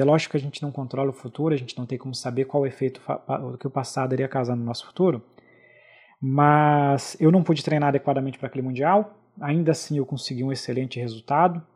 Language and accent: Portuguese; Brazil; eu pude viajar pela primeira vez para fora do Brasil em 2004